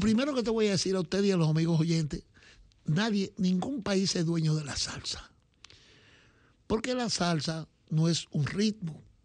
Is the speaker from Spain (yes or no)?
no; Dominican Republic; nosotros los dominicanos